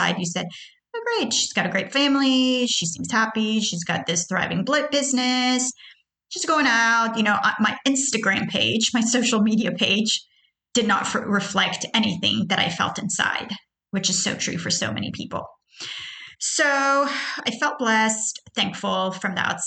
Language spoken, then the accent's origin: English; Houston, Texas, United States; also born or lived in Tehran, Iran; I was born in Tehran, Iran. I immigrated to the U.S., which is basically in Houston, Texas, at the age of 10